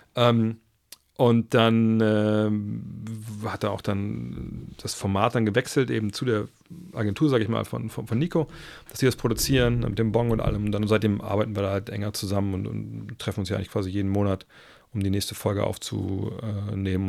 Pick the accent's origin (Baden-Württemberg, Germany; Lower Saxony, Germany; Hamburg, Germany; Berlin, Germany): Lower Saxony, Germany; Wolfsburg; ich komme aus Wolfsburg